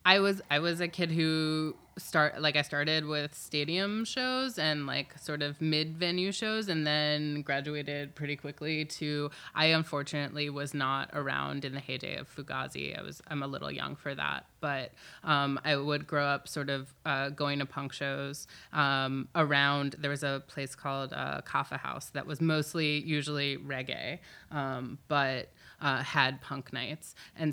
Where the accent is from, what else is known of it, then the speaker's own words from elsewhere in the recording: Silver Spring, Maryland, United States; I grew up in Silver Spring, Maryland.